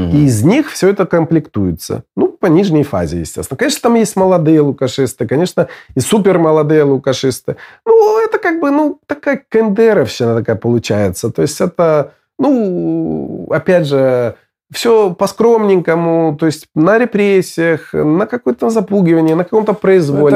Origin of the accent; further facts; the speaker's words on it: Belarus; moved away as an adult; я, выехав из Беларуси в 2006 году